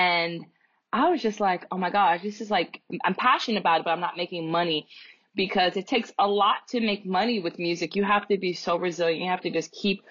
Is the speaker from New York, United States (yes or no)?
yes; New York City, New York, United States; I'm from the South Bronx